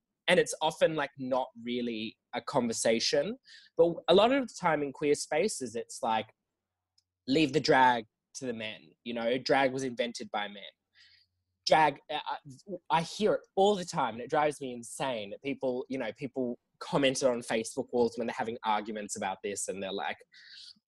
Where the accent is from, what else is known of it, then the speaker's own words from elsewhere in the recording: Canberra, Australian Capital Territory, Australia; now in Sydney, Australia; I'm from Canberra originally